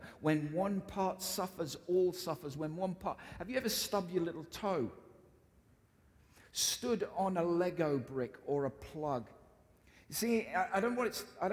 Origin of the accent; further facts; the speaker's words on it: United Kingdom; I'm British